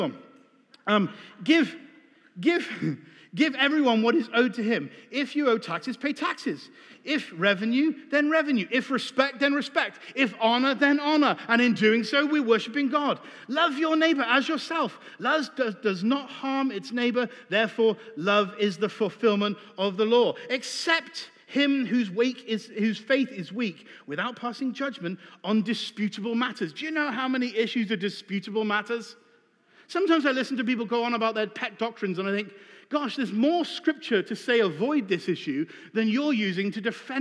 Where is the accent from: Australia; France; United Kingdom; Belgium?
United Kingdom; England; I'm British